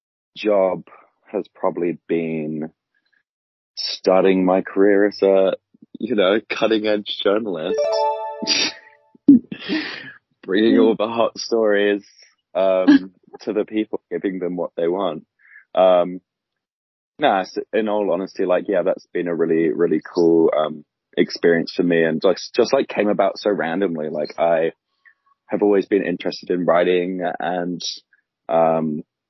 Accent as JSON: {"language": "English", "country": "United Kingdom", "moved": "as an adult", "lives_now": "New Zealand", "said": "I'm like a British backpacker who's here during COVID times."}